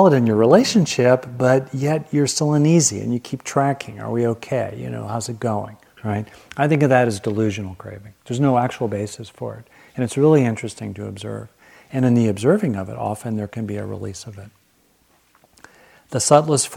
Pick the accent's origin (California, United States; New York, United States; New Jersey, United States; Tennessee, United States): California, United States; Southern; I grew up with lizards in Southern California